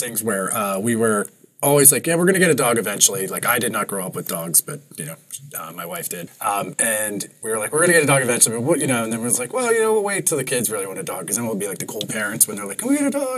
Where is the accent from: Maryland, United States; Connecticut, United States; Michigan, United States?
Maryland, United States; Annapolis; I grew up in Annapolis